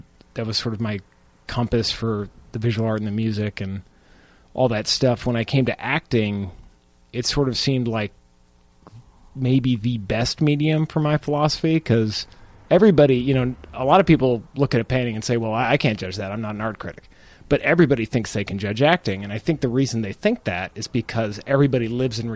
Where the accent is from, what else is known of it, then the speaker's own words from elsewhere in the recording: Phoenix, Arizona, United States; moved away as an adult; also born or lived in Chicago; I was born and raised in Phoenix